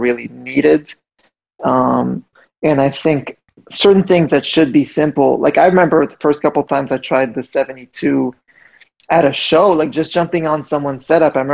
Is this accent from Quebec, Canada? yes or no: yes; Montreal, Quebec, Canada; I grew up in Montreal